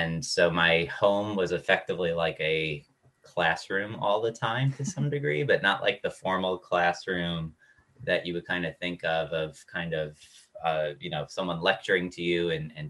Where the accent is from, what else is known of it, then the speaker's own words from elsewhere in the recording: Dix Hills, New York, United States; moved away as an adult; also born or lived in Durham, North Carolina; I'm originally from New York, Long Island, a town called Dix Hills, which is about halfway out on Long Island. And went to a high school there